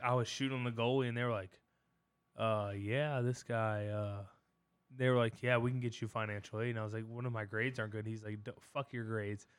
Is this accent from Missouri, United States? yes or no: no; Culpeper County, Virginia, United States; we grew up in Culpepper County